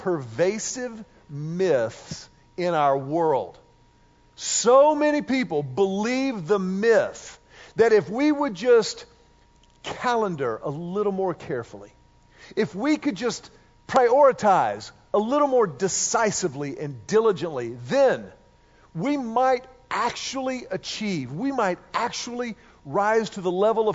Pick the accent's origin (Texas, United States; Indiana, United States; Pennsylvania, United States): Texas, United States; Houston; Mimi and Big Mac played a massive role in our lives growing up in Houston